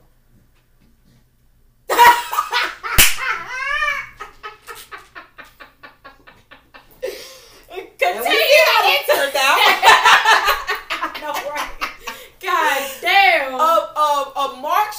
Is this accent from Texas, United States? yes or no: yes; Houston, Texas, United States; I am straight from South Park. I am from the hood